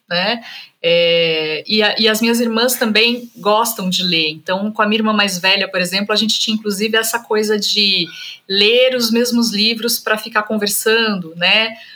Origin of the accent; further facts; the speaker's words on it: Vale do Paraíba, São Paulo, Brazil; a minha família é de Minas, mas a gente migrou para o estado de São Paulo, né? Então eu cresci no Vale do Paraíba, eu nasci e cresci no Vale do Paraíba